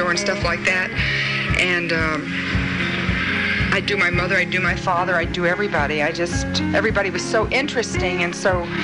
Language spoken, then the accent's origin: English; Detroit, Michigan, United States; I grew up in Detroit in a great old apartment house, see, with so many different kinds of people